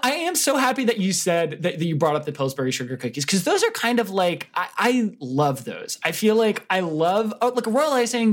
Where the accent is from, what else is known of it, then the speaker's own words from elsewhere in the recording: New Jersey, United States; growing up in New Jersey, everybody would go to these Italian bakeries near me